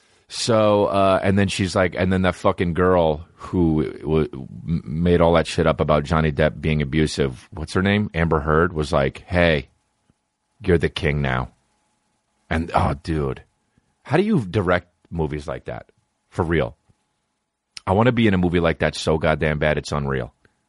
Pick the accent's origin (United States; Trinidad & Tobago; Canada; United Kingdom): Canada; As a Canadian, but Edmonton, it might as well be fucking America.